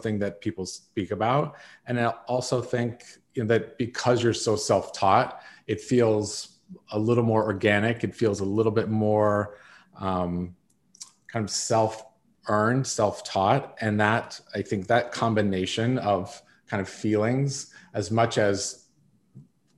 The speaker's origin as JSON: {"language": "English", "town": "South Lake Tahoe", "region": "California", "country": "United States", "tie": "born or raised there", "said": "I grew up in South Lake Tahoe, California, with a family who owned a construction company."}